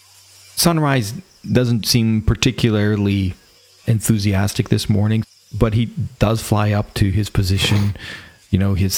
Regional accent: Canada; accent: Canadian English; my Canadian English.

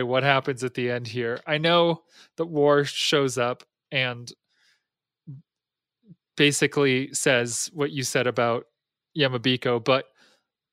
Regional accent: New England, United States; I'm from New England

